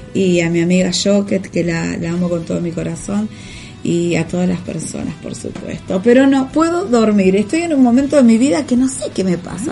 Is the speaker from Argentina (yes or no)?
yes; Buenos Aires, Argentina; Acá somos chetos los porteños.